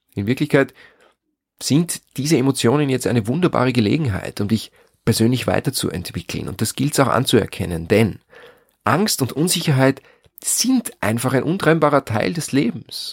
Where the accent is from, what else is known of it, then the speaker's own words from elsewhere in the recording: near St. Pölten, Lower Austria, Austria; in dem Haus, wo ich groß geworden bin, am Land, in der Nähe von St. Pölten in Niederösterreich